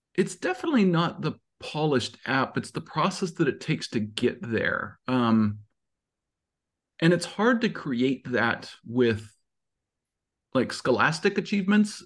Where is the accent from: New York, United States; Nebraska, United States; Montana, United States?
Montana, United States; moved away; I grew up in Montana